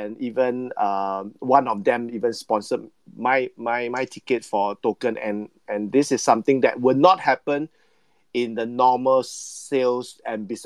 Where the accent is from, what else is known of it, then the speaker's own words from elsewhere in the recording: Singapore; being a Singaporean